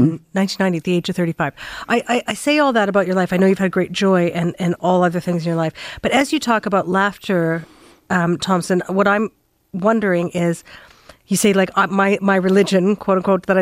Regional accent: Saskatchewan, Canada; I grew up in Saskatchewan

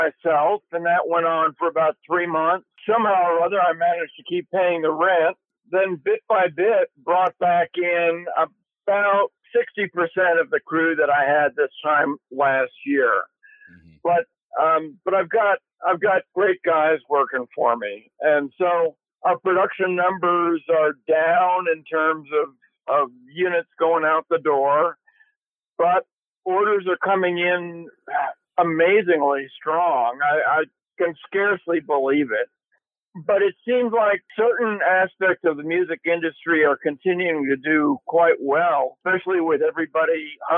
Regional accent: Marblehead, Massachusetts, United States; moved away as an adult; also born or lived in New York / Point Reyes Station, California / Los Angeles; my hometown of Marblehead

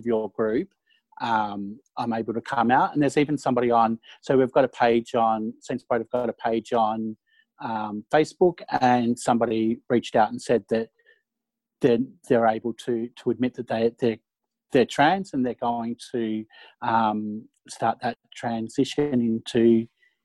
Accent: Bendigo, Victoria, Australia; I grew up in Bendigo, and it's all Carlton recruiting area back in the day

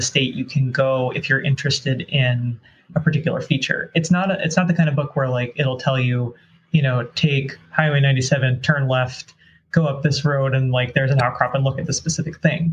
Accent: East Coast, United States; now in Pacific Northwest, United States; Growing up on the East Coast

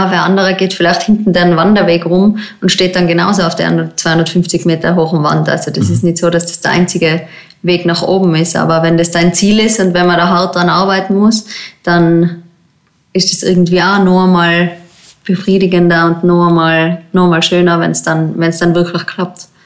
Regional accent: Tyrol, Austria; Im Zillertal gibt es den Zillergrund, das ist eigentlich mein Heimgebiet, wo ich aufgewachsen bin als Boulderin.

